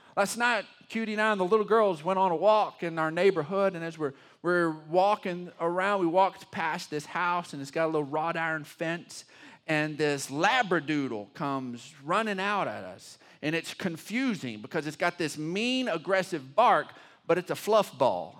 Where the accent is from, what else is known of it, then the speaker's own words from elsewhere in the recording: Texas, United States; I'm a Texan, and I'm, I love being a Texan